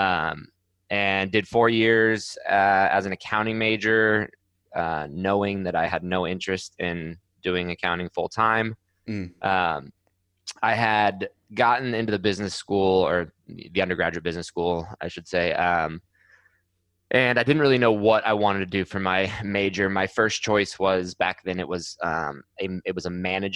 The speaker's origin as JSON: {"language": "English", "town": "Scottsdale", "region": "Arizona", "country": "United States", "tie": "born or raised there", "also_born_or_lived": "Mammoth Lakes, California", "said": "I was born in Mammoth, California. It's a very small kind of mountain town in California. Was there until I was about eight, and then family moved to Scottsdale, Arizona"}